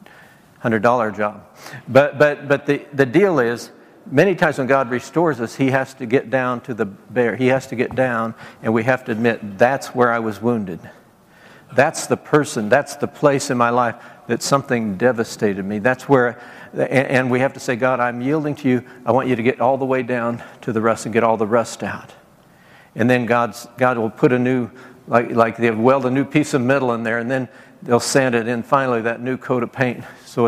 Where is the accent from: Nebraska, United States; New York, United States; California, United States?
Nebraska, United States; moved away; also born or lived in Beaumont, Texas; I grew up in Nebraska